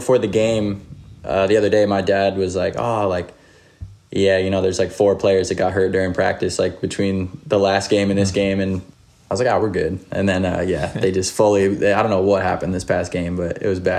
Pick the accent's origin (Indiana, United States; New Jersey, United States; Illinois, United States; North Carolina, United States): New Jersey, United States; Little Egg Harbor; I'm from a small town called Little Egg Harbor, New Jersey. And it's like pretty close to the beach. It's in southern Jersey, a little bit north of Atlantic City.